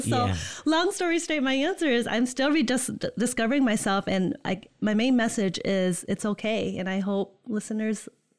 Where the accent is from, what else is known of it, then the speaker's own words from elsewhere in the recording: Holland, Michigan, United States; moved away as an adult; also born or lived in Indiana; born and raised in Holland. Right now I'm from the East Lansing area. I live there.